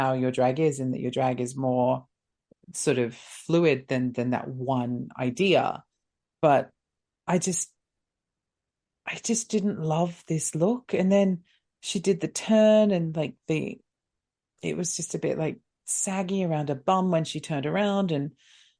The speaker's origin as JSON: {"language": "English", "town": "Long Island", "region": "New York", "country": "United States", "said": "I'm from Long Island, and I'm here for my sister."}